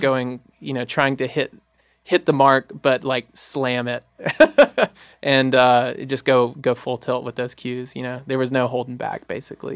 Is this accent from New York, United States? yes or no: no; Jackson, Mississippi, United States; I was born and raised in Jackson, Mississippi